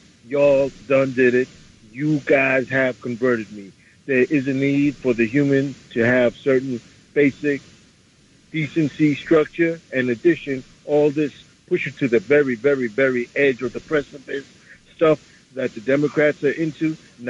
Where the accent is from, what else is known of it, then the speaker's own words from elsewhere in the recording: New York City, New York, United States; from the Bronx.